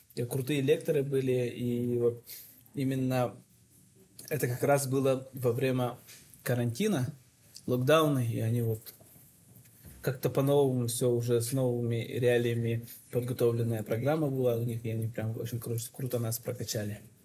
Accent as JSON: {"language": "Russian", "area": "Yakutia", "region": "Sakha Republic", "country": "Russia", "moved": "as an adult", "lives_now": "Almaty, Kazakhstan", "said": "мы все из Якутии все."}